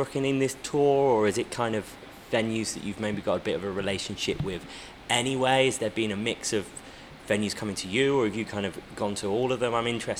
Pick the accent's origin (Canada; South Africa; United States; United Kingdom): United Kingdom; Midlands; I'm from the Midlands